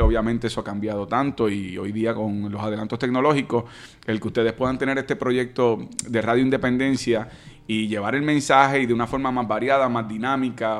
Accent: Caguas, Puerto Rico; Yo soy de Caguas.

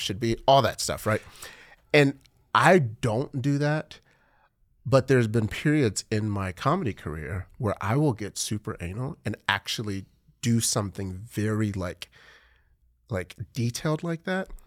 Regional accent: Nigeria; now in Texas, United States; I'm Nigerian

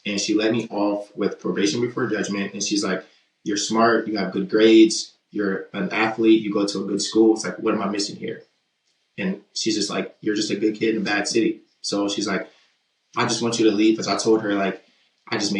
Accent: Baltimore, Maryland, United States; moved away as an adult; now in Midwest, United States; I'm from West Baltimore

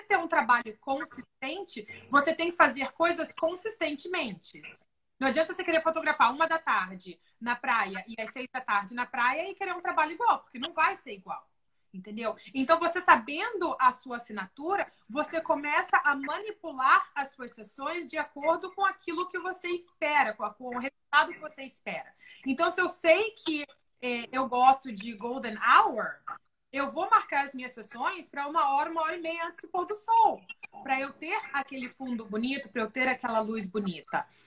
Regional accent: Brazil; moved away as an adult; also born or lived in Oklahoma, United States; now in Houston, United States; aqui eu não sou americana, eu sou brasileira

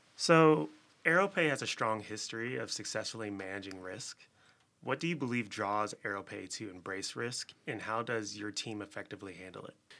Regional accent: Chicago, Illinois, United States; also born or lived in Philadelphia; Born and raised here in Chicago

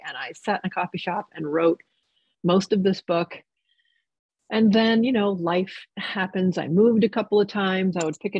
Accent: New York, United States; also born or lived in New Jersey, United States; And it was just so magical to me growing up in New York and New Jersey.

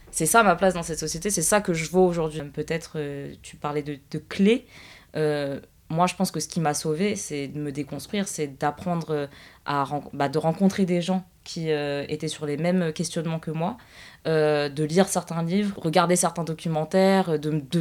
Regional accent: Guadeloupe, France; mais de toute façon, ça te concerne pas, t'es française. Je suis guadeloupéenne, lol.

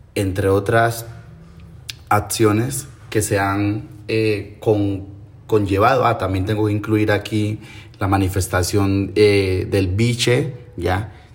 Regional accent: Timbiquí, Cauca, Colombia; Soy nativo de Timbiquí, Cauca, Pacífico Sur Costa, Caucana.

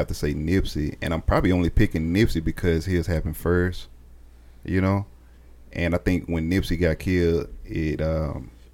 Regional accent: Dallas, Texas, United States; I'm born and raised in Dallas

